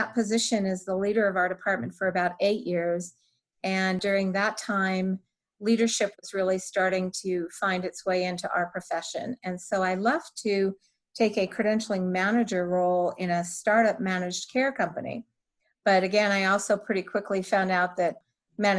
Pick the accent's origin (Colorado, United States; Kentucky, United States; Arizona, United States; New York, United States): Colorado, United States; moved away as an adult; relocate back to my home state of Colorado